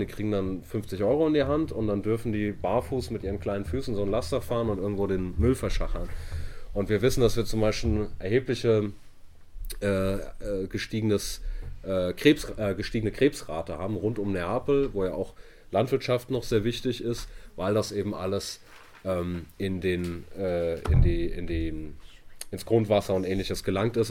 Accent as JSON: {"language": "German", "region": "Hamburg", "country": "Germany", "also_born_or_lived": "Italy", "said": "da bin ich aus Hamburg"}